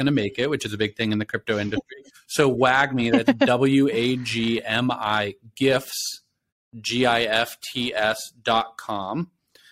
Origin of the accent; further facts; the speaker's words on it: Pittsburgh, Pennsylvania, United States; I'm from Pittsburgh